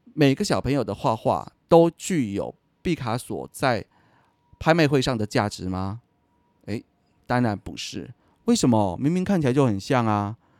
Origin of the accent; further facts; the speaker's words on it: Taiwan; 我今天在台湾长大的